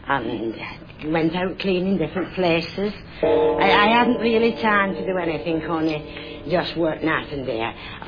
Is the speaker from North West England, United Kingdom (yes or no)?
yes; Haslingden, North West England, United Kingdom; No, I was born in Haslingden.